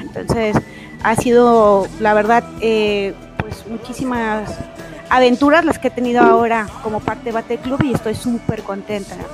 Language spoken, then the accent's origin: Spanish; Mexico; como mexicana